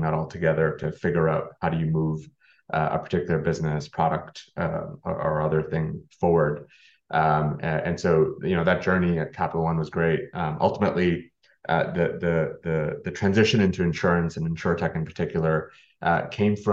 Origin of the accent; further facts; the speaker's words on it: Canada; now in United States; actually being Canadian myself, in the US